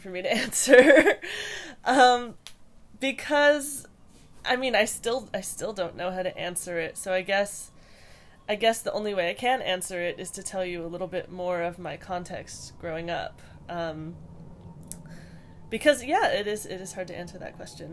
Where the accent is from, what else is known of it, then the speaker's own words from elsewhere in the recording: Hawaii, United States; I grew up in Hawaii